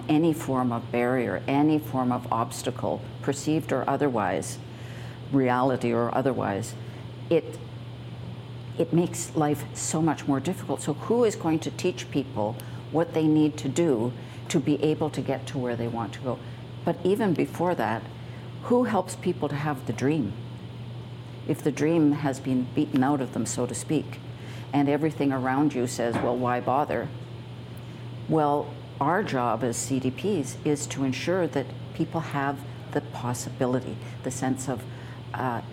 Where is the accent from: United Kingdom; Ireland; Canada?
Canada; as one Canadian to another